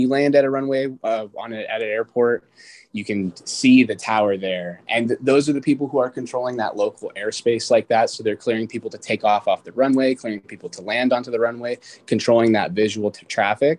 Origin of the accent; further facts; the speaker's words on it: Renton, Washington, United States; also born or lived in Kirkland, Washington / Yuma, Arizona; I was born and raised in Kirkland, Washington, and then I spent pretty much everything from middle school onwards here in Renton, Washington